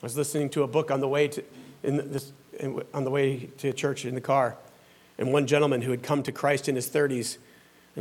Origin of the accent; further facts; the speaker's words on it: the South, United States; I'm from the South